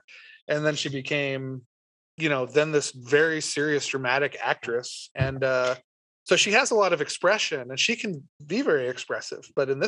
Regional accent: Tampa, Florida, United States; I was this redneck from Tampa, Florida

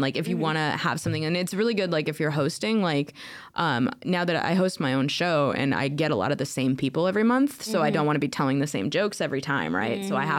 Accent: Alaska, United States; also born or lived in Estonia / Portland / Tacoma; now in Germany; I grew up in Alaska and we didn't have any comedy clubs, we didn't have anything there. I lived in a village

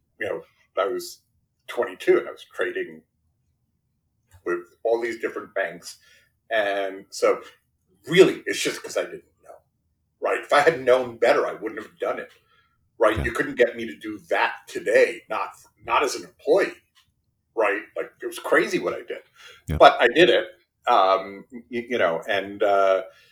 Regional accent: New York City, New York, United States; first language Spanish; English is a second language; I grew up in Brooklyn, New York, in a blue collar house

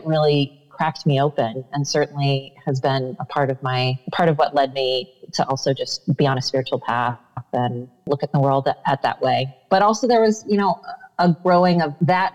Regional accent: Iowa, United States; I grew up in the Midwest in Iowa

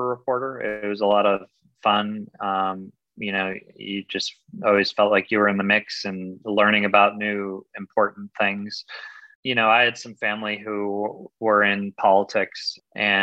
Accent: Michigan, United States; my home state

